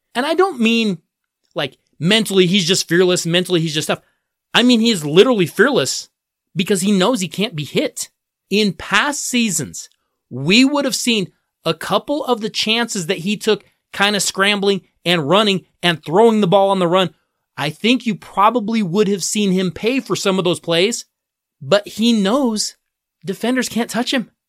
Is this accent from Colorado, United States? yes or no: yes; Colorado, United States; my home state of Colorado